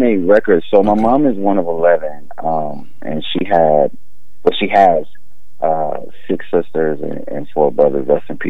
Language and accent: English; Washington, District of Columbia, United States; Marvin Gaye's from DC. He's from my hometown